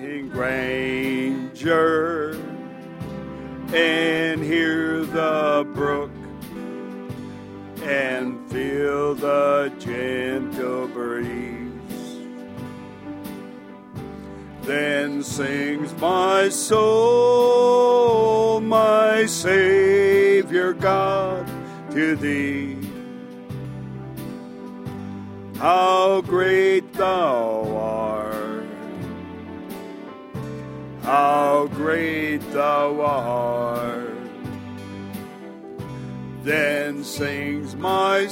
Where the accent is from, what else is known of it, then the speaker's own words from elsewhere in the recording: Dillingham, Alaska, United States; I'm originally from Dillingham.